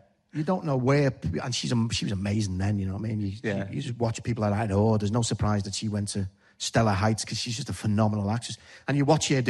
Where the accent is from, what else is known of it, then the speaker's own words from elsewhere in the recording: Liverpool, North West England, United Kingdom; accent: Scouse; my own accent? And they went, yeah. And it's just something about, you know, the Scouse thing